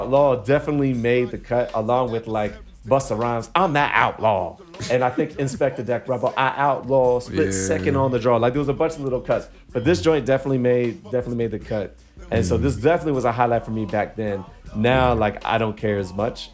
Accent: Springfield, Virginia, United States; I'm from Springfield, like, Virginia, went to the suburbs

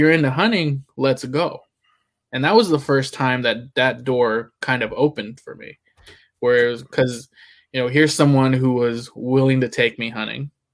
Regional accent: Houston, Texas, United States; now in New Jersey, United States; I grew up in Houston

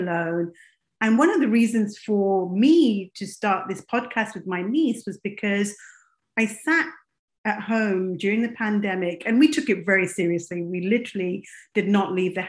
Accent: England, United Kingdom; moved away as an adult; also born or lived in Kenya / Dubai / America; now in United States; I was raised in England. I was born in Kenya, but raised in as a South Asian girl, I'm Indian.

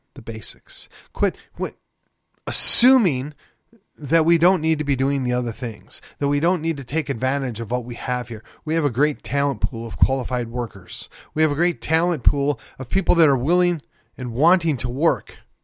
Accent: Milwaukee, Wisconsin, United States; moved away as an adult; now in Texas, United States; I grew up in Milwaukee

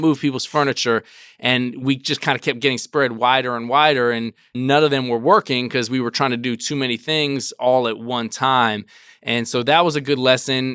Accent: Washington, District of Columbia, United States; I grew up in Washington, D C

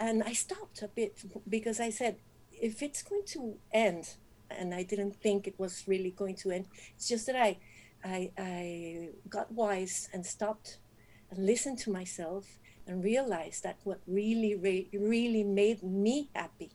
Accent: Monterrey, Nuevo León, Mexico; I am from Monterrey

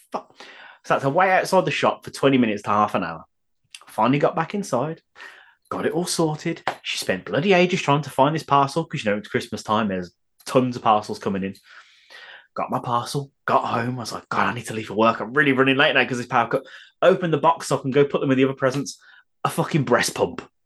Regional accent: United Kingdom; I am British

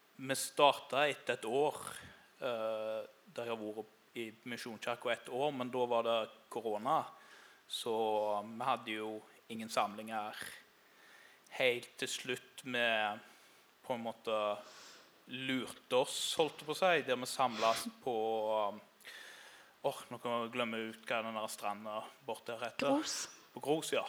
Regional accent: Karmøy, Rogaland, Norway; moved away as an adult; now in Grimstad, Norway; som du hører, så er ikke jeg sørlending. Jeg kommer fra ei øy som heter Karmøy utenfor Haugesund

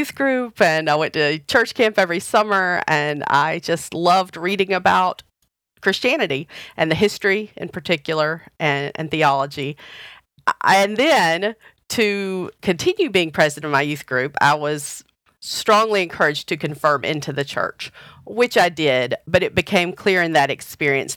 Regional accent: the South, United States; I grew up United Methodist in the South in a small town

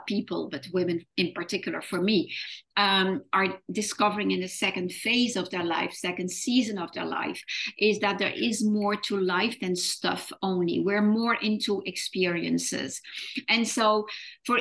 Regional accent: France; moved away as an adult; also born or lived in Netherlands / London; when I was 18, I moved from France to the Netherlands, where my roots are.

